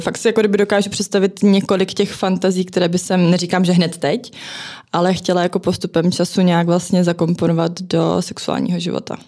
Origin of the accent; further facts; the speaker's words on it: Zlín, Zlín Region, Czechia; now in Prague, Czechia; já jsem teda rodačka ze Zlína, ale v Praze už jsem strašně dlouho